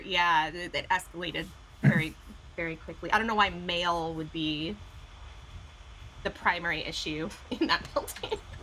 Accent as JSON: {"language": "English", "area": "Orange County", "region": "California", "country": "United States", "tie": "born or raised there", "said": "I grew up in Orange County, like we mentioned before. We don't have a lot of culture here"}